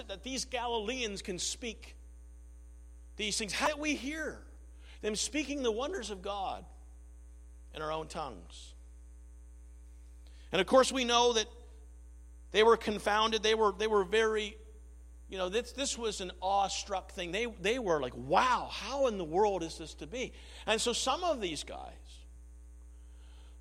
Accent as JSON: {"language": "English", "town": "Lockeport", "region": "Nova Scotia", "country": "Canada", "tie": "born or raised there", "said": "Growing up in Lockport, Nova Scotia"}